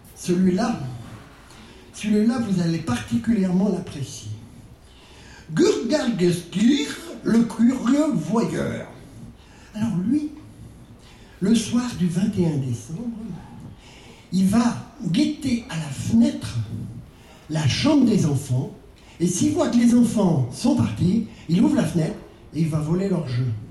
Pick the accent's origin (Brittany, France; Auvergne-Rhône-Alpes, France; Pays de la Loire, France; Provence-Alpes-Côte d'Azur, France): Brittany, France; vous avez dû voir mon accent, je ne suis pas spécifiquement islandais. Je suis même breton